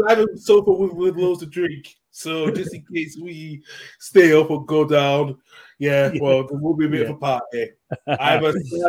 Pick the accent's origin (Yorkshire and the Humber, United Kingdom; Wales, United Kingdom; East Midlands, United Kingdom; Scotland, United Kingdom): Yorkshire and the Humber, United Kingdom; Huddersfield; because I was born in Huddersfield.